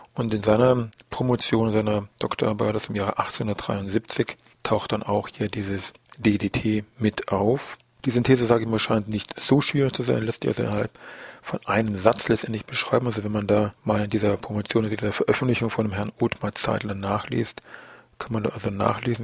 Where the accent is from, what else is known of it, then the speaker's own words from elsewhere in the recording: Germany; bei uns in Deutschland